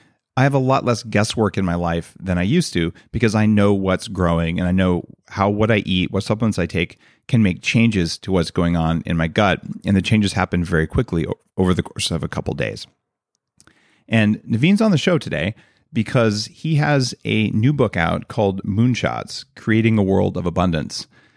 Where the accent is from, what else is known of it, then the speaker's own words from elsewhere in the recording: New Mexico, United States; I grew up in New Mexico.